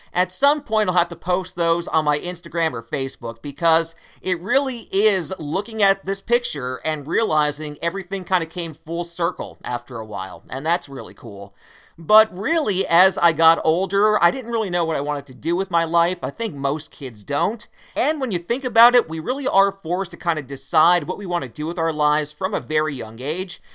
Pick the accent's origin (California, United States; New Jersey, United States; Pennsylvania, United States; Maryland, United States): Pennsylvania, United States; Wilkes-Barre; my hometown of Wilkes-Barre, Pennsylvania